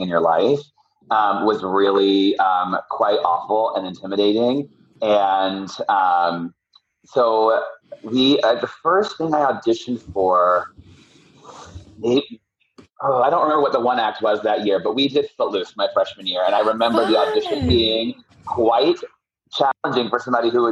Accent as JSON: {"language": "English", "town": "Atlanta", "region": "Georgia", "country": "United States", "also_born_or_lived": "Mableton, Georgia", "said": "right from the Metro Atlanta area. You know, it's like, I always tell people I'm from Atlanta"}